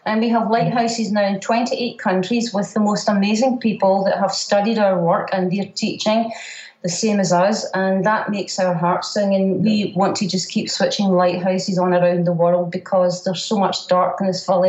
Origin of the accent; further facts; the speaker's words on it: Scotland, United Kingdom; I'm a Scottish warrior